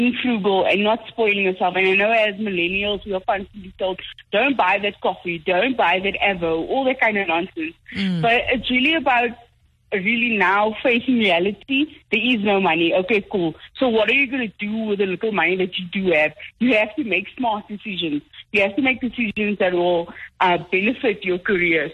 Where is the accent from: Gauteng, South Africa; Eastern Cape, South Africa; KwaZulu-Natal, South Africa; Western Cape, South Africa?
Western Cape, South Africa; Paarl; moved away as an adult; now in Johannesburg, South Africa; I'm from Paul, which is not as exciting as nobody thinks